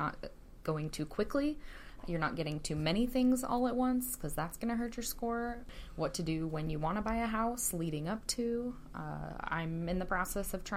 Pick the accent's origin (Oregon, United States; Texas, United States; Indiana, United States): Oregon, United States; Clatskanie; I grew up in Clatskanie